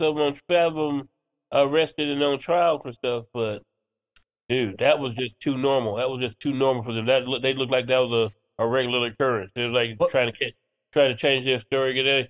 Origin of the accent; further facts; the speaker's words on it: Memphis, Tennessee, United States; I'm from Memphis